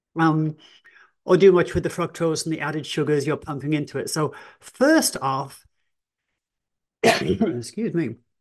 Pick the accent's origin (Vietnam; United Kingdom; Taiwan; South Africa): United Kingdom; England; I am English